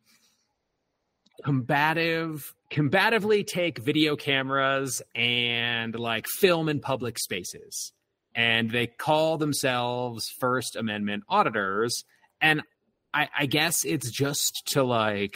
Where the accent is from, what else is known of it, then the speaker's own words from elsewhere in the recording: Canton, Ohio, United States; I grew up 60 miles south of Cleveland. Like, that makes a lot more sense to people than, like, hey, I grew up in Canton